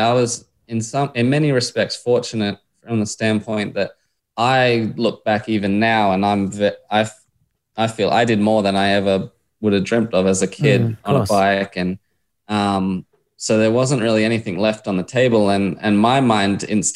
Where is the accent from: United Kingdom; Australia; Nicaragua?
Australia; Adelaide, South Australia; I grew up in Adelaide and was just, mad on footy, AFL, and then obviously bikes